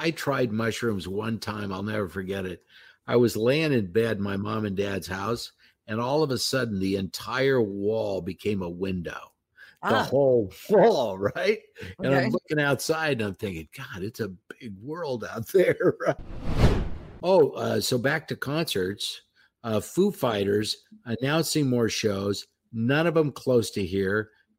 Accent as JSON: {"language": "English", "town": "Houston", "region": "Texas", "country": "United States", "lives_now": "Minneapolis, United States", "said": "I moved to Minneapolis from Houston, and this Super Bowl was in Houston. So I knew all my way around town. I didn't even get a hotel. I stayed with family and friends."}